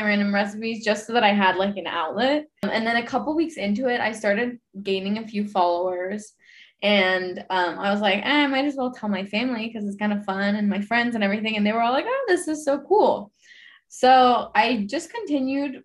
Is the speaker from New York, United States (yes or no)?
no; Houston, Texas, United States; now in Austin, United States; I'm originally from Houston